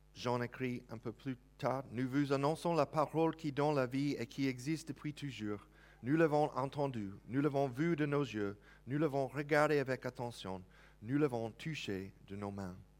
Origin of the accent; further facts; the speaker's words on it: United States; accent: American; French is a second language; now in France; si vous entendez l'accent bien, je viens des États-Unis